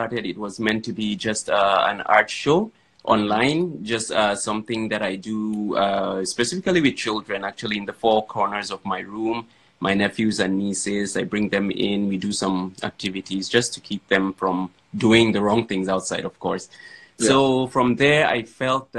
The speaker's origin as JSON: {"language": "English", "town": "Yola", "region": "Adamawa", "country": "Nigeria", "said": "I am from Adamawa State, Yola to be precise, which means I'm a Fulani boy"}